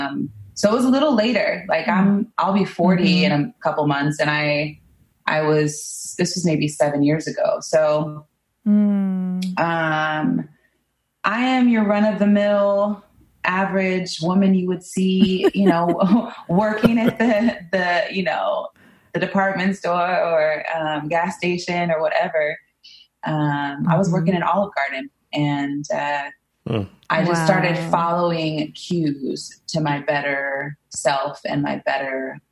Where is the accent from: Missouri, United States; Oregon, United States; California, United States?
Oregon, United States; Portland; I'm from Portland, Oregon, and I grew up here